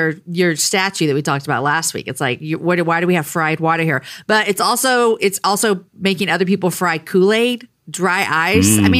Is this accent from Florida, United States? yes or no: no; Texas, United States; I am a Texan. I've lived here my whole life